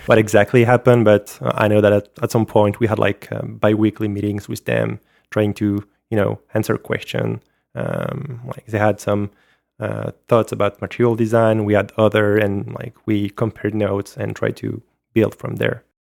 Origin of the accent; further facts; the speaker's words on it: France; accent: French; English is a second language; my French accent